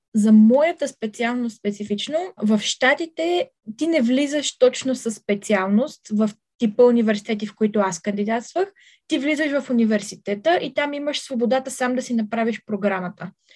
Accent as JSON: {"language": "Bulgarian", "country": "Bulgaria", "said": "аз ще съм единствената българка на кампуса"}